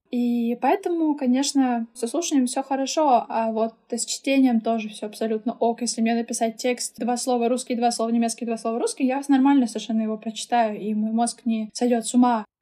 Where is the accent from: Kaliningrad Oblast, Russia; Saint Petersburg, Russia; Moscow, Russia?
Saint Petersburg, Russia; first language German and Russian; Я выросла и родилась здесь, в Санкт-Петербурге, откуда, собственно, я сегодня с вами и разговариваю